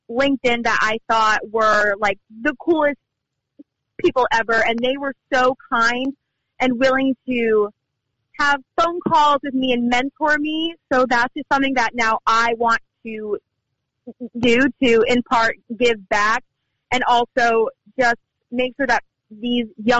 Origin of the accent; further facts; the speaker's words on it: Albany, New York, United States; I grew up in Albany, New York